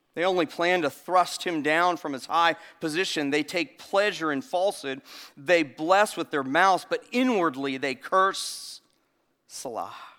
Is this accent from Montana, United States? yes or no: no; Florida, United States; now in South Carolina, United States; I was born in Florida